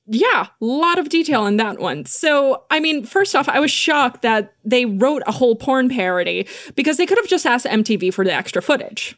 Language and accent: English; New Jersey, United States; I grew up in North Jersey, so it's kind of a different world